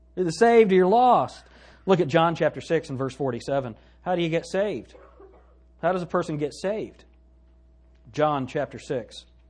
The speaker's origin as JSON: {"language": "English", "country": "United States", "said": "me right now as an American"}